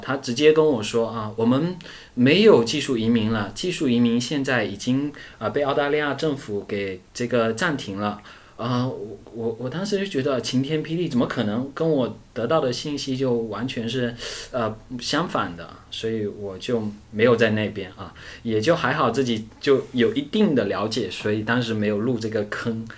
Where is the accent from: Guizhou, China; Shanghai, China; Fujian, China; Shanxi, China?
Fujian, China; Fuzhou; 我是出生在福建，呃，福州这边，然后呢，呃，实际上我们福建这边也是比较著名的侨乡，所以，呃，从小就有一颗向南洋的心